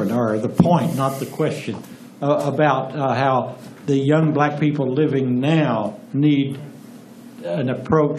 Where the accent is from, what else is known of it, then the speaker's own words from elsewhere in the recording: South Texas, United States; I was born and raised in South Texas